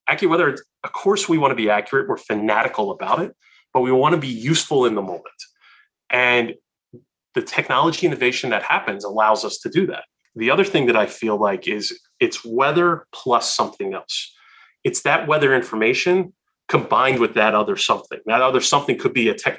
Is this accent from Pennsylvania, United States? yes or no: yes; Philadelphia, Pennsylvania, United States; growing up in Philadelphia at the time